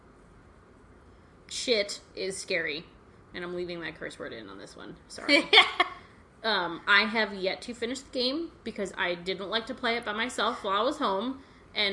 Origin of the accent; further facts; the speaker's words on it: New Jersey, United States; now in Orlando, United States; I grew up in New Jersey and everyone knew what it was